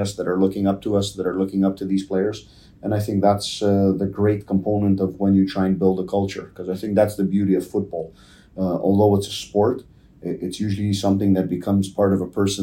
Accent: Toronto, Ontario, Canada; when I was growing up in Toronto, down in the East York area

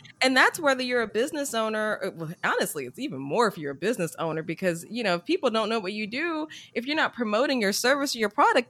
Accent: the South, United States; And, you know, I was brought up in the South where, you know, you work hard.

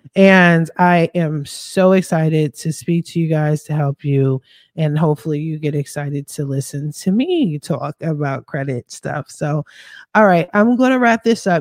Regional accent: Philadelphia, Pennsylvania, United States; moved away as an adult; now in West Coast, United States; I am from Philadelphia. I'm a Philly chick all day

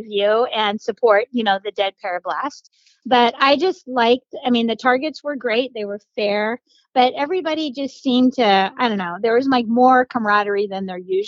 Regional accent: Colorado, United States; also born or lived in Florida; now in Zephyrhills, United States; I grew up in Colorado and I moved to Florida

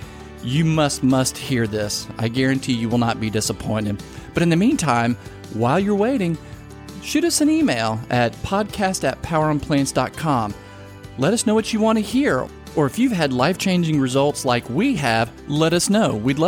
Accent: Southern Louisiana, United States; moved away; I'm originally from Southern Louisiana.

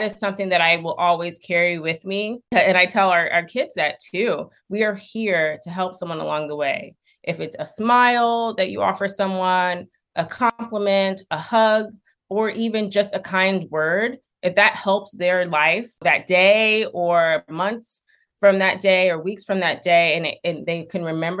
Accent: Springfield, Illinois, United States; I'm from Springfield, Illinois

